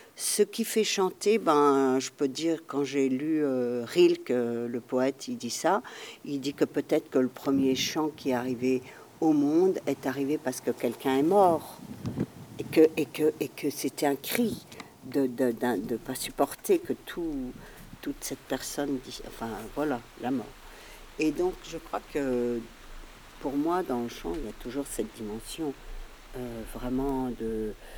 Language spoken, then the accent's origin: French; Alsace, Grand Est, France; je viens d'Alsace. En Alsace, il y a un dialecte différent du français